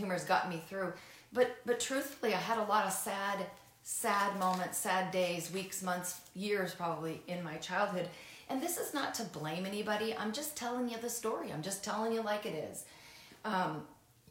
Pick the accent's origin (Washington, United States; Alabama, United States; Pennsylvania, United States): Washington, United States; Seattle; I grew up in the Seattle area